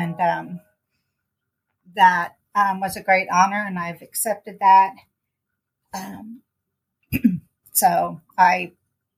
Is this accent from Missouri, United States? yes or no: yes; Kansas City, Missouri, United States; I grew up in Kansas City, Missouri on the South End.